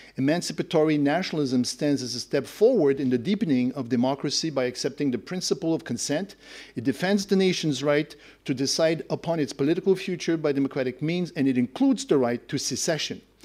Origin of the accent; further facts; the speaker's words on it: Quebec, Canada; I, I come from Quebec, that's the nationalism that I'm more familiar